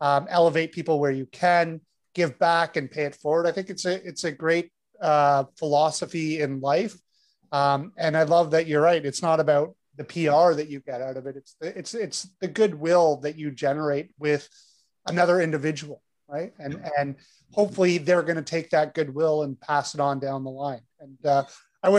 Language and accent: English; Toronto, Ontario, Canada; we're both from Toronto, and I think we're very lucky to live in this city where it really is a very multicultural city, and we just grow up knowing that's just our norm